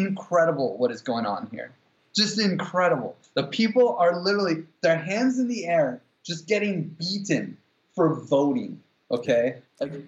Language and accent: English; United States; we're both American